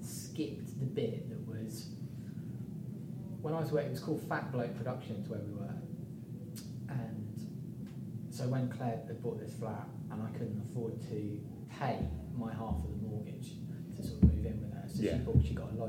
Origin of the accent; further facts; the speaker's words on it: Midlands, United Kingdom; moved away as an adult; I came from the Midlands. I didn't know anybody when I moved down